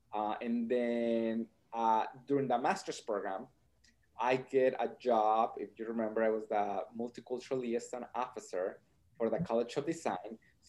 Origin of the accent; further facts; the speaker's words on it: Nebraska, United States; So then I grew up in Nebraska. I went to the University of Nebraska at Kearney